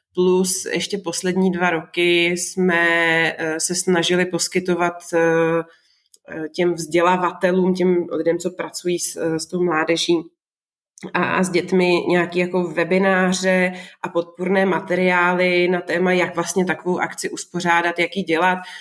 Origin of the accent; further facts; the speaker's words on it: Moravia, Czechia; now in Prague, Czech Republic; já jsem vlastně taky z Moravy